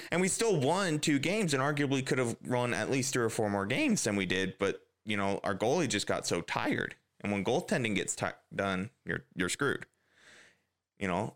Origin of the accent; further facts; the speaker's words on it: United States; As an American